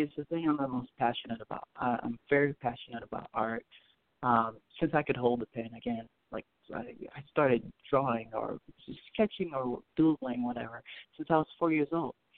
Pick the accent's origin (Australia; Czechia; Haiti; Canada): Haiti; Port-au-Prince, Ouest; now in United States; I'm from Haiti. I was born in Haiti. I was born in Port au Prince, Haiti.